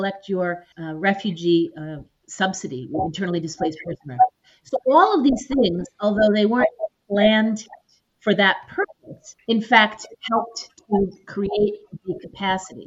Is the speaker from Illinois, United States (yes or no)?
yes; Chicago, Illinois, United States; moved away as an adult; also born or lived in Puerto Rico / Ukraine; I'm originally from Chicago, and I've worked 5 years in Puerto Rico